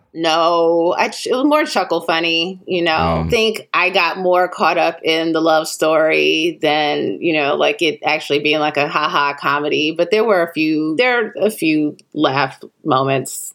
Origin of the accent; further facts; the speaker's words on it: Chicago, Illinois, United States; now in Los Angeles, United States; I'm from Chicago, where we have Garrett's popcorn